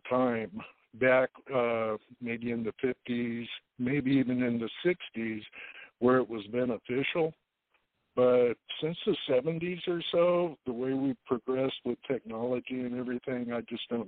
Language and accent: English; Modesto, California, United States; I was born here in Modesto, and I'm in my 60s.